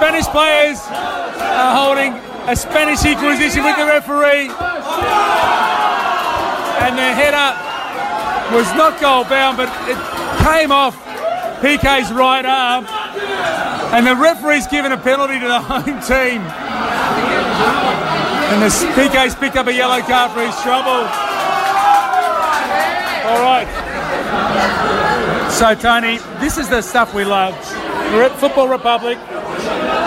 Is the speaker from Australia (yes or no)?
yes; Australia; we're from Australia